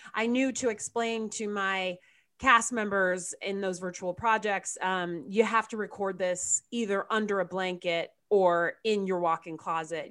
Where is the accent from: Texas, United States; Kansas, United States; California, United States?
California, United States; Southern; also born or lived in Chicago, Illinois; i was raised in southern california I we moved here when I was nine from Chicago, from a suburb outside of Chicago.